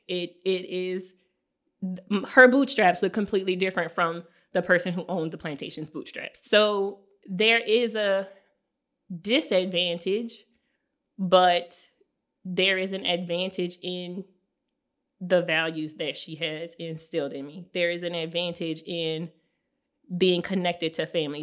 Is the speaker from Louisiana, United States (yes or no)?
yes; South Louisiana, United States; in our neighborhood where we grew up in La Paz